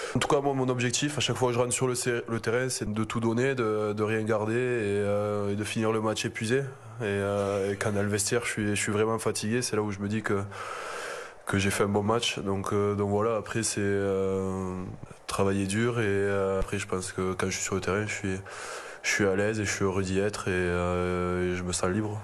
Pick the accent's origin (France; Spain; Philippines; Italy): France; je suis né en France, j'ai toujours grandi en France